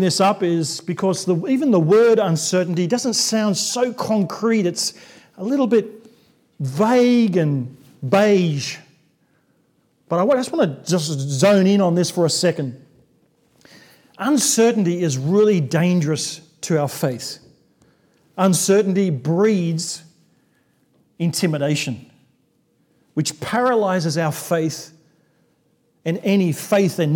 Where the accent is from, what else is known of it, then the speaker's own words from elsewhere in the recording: Sydney, New South Wales, Australia; we came back to Sydney, my hometown